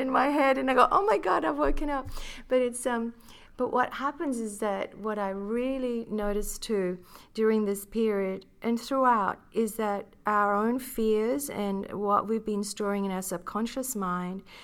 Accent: Philippines; I grew up being Filipina.

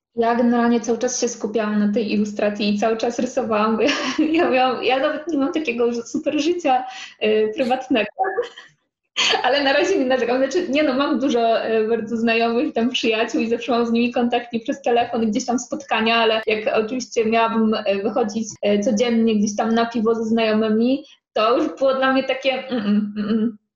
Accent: Poland; moved away as an adult; now in Łódź, Poland; nie jestem z Łodzi, bo ja chodzę z takiej mojej wioski 100 kilometrów i, i tak w sumie przyjechałam na studia

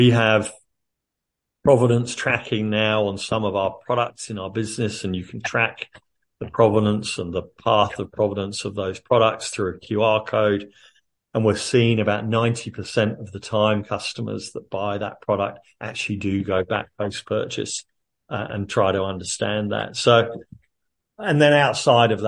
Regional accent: United Kingdom; moved away as an adult; now in Australia; I'm obviously not originally Australian, I'm originally a Brit

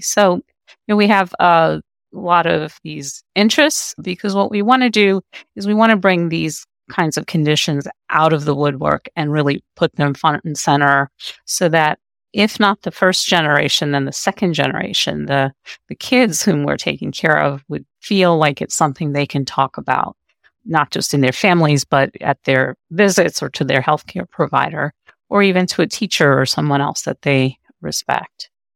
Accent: New York City, New York, United States; moved away as an adult; now in Pennsylvania, United States; I came when I was a child. I grew up in Brooklyn, and part of my identity is being a New Yorker

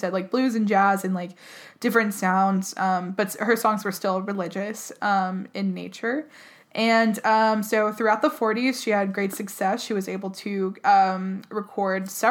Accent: the South, United States; being from the South

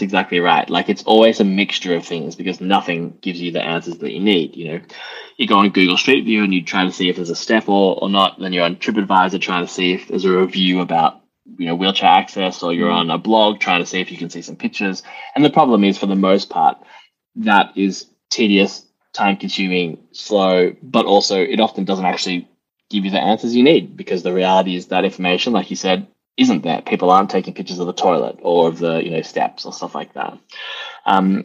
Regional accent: Melbourne, Victoria, Australia; moved away as an adult; now in United Kingdom; I am Australian originally, yes. From Melbourne

